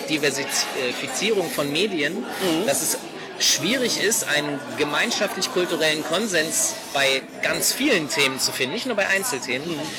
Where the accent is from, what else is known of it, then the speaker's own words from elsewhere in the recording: Hanover, Lower Saxony, Germany; Aus Hannover.